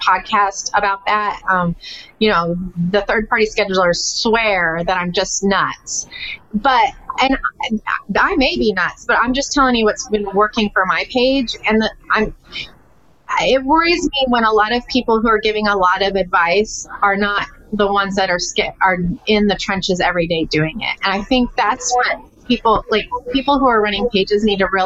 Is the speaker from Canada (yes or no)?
no; Texas, United States; I'm a Texan.